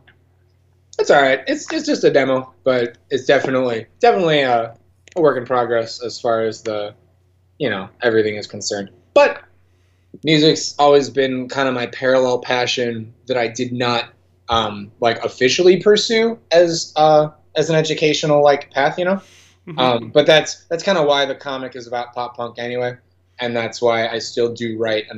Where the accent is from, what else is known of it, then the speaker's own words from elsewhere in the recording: St. Charles, Illinois, United States; also born or lived in Savannah, Georgia; now in Chicago, United States; I was raised in St. Charles from age like 3 to 18